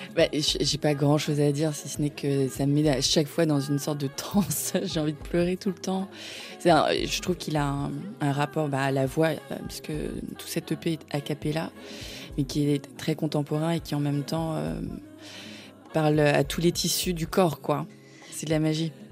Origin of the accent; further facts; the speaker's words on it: Paris suburbs, Île-de-France, France; je suis née à Paris, que j'ai grandi en banlieue parisienne